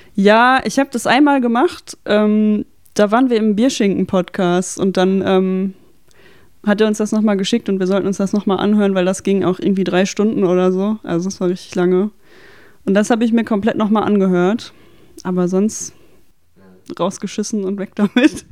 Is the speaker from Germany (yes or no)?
yes; Dortmund, North Rhine-Westphalia, Germany; ich komme aus Dortmund und ich bin so im Umkreis Dortmund-Schwerte sozialisiert.